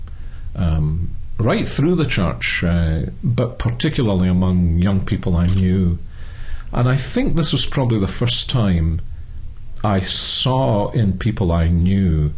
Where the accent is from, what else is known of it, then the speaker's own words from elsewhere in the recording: Glasgow, Scotland, United Kingdom; accent: Scottish; I'm Scottish, as most people are able to tell by my accent. I was born and brought up in Glasgow